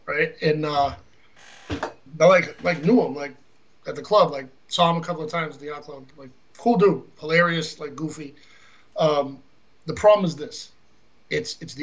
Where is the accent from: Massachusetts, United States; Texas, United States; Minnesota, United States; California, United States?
Massachusetts, United States; Boston; I grew up in Boston